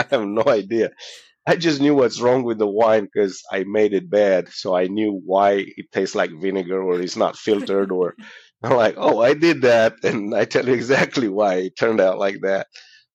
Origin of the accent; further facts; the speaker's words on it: Romania; moved away; I'm from Romania, originally.